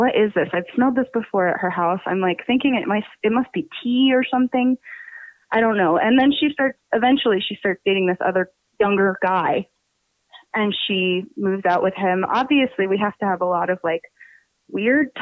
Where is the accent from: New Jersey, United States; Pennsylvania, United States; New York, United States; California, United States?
Pennsylvania, United States; accent: New Jersey; I'm from Pennsylvania